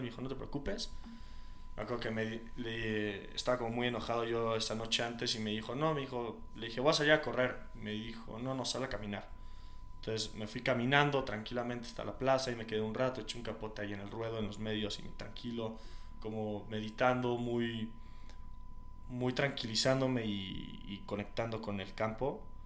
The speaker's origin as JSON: {"language": "Spanish", "region": "Querétaro", "country": "Mexico"}